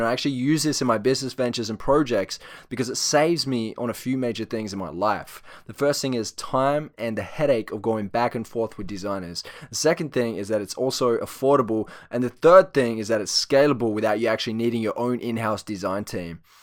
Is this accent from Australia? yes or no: yes; Australia; accent: Australian; I am from Australia